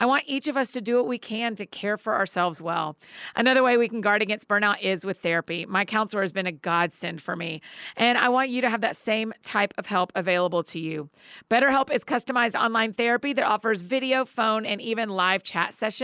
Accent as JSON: {"language": "English", "town": "Marietta", "region": "Georgia", "country": "United States", "tie": "born or raised there", "said": "my hometown of Marietta, Georgia"}